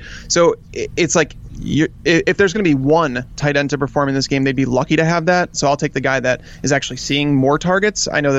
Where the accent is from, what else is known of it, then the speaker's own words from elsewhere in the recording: Chicago, Illinois, United States; And because I grew up in Chicago and I'm still in Chicago, and Michael Jordan was like my idol growing up.